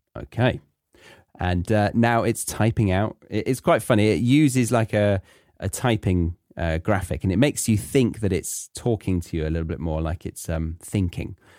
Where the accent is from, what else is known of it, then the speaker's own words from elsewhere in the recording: England, United Kingdom; moved away as an adult; I'm from England